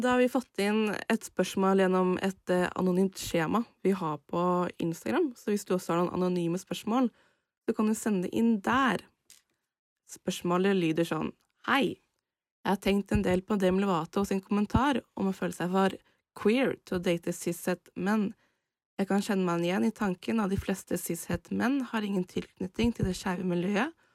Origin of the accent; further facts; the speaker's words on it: Indre Østfold, Norway; cis kvinne fra Indre Østfold